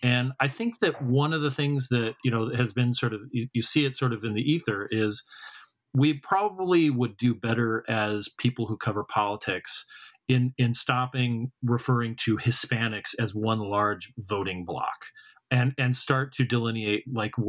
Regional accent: Arizona, United States; growing up in Arizona

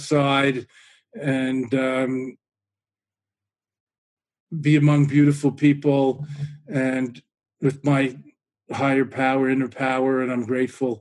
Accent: New York, United States; now in Boston, United States; being a New Yorker originally

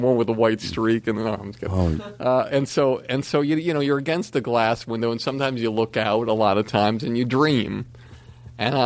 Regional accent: Longmeadow, Massachusetts, United States; moved away; I'm this schlub from Longmeadow, Massachusetts.

